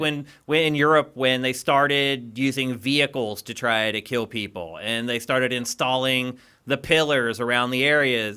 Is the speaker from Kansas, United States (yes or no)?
no; Pennsylvania, United States; moved away; also born or lived in California; I'm from Pennsylvania